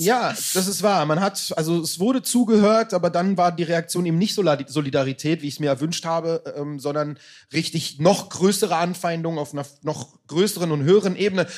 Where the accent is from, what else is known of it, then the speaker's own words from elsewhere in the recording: Berlin, Germany; also born or lived in Israel; ich bin halt mein ganzes Leben lang eigentlich hier in Deutschland gewesen, in Berlin